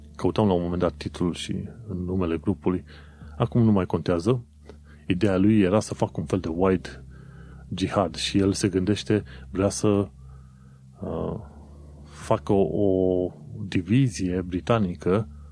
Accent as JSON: {"language": "Romanian", "country": "Romania", "moved": "as an adult", "lives_now": "London, United Kingdom", "said": "pentru mine, ca român, venind în, în UK"}